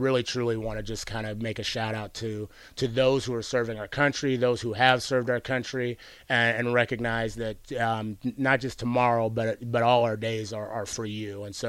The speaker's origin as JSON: {"language": "English", "town": "Pittsburgh", "region": "Pennsylvania", "country": "United States", "tie": "born there", "also_born_or_lived": "Washington / Arizona", "said": "we lived in a number of different states, Washington State, Arizona. I was born in Pittsburgh"}